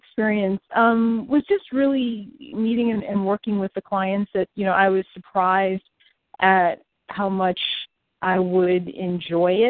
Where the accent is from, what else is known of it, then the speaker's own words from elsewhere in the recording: Detroit, Michigan, United States; moved away as an adult; also born or lived in Washington, D.C. area; now in Central Florida, United States; I'm originally from Detroit, but called the D.C. area home for about 14 years during and after my time in the Air Force until I moved to sunny Central Florida a few years ago.